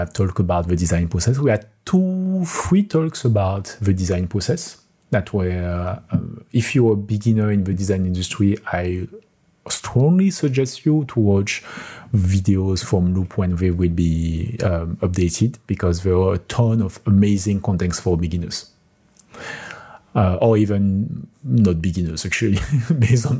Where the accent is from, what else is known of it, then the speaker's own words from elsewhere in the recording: France; accent: French; English is a second language; now in Kielce, Poland; my French accent